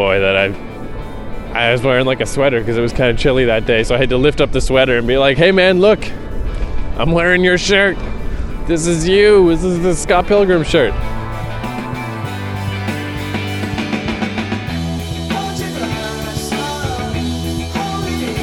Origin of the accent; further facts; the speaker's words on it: Fredericton, New Brunswick, Canada; moved away as an adult; also born or lived in Vancouver / New York / Toronto; my hometown, Fredericton, New Brunswick